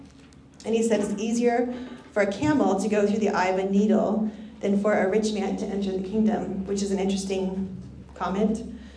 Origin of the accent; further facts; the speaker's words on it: Bolivia; so I grew up overseas in Bolivia, and there was this festival called Alasitis